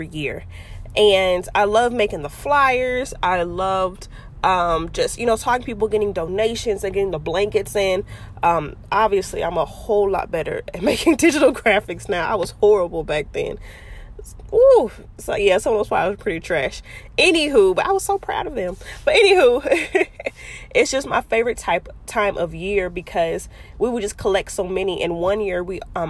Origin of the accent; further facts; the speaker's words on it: Fort Worth, Texas, United States; Fort Worth, which is, you know, my hometown, Funky Town, Stay Down.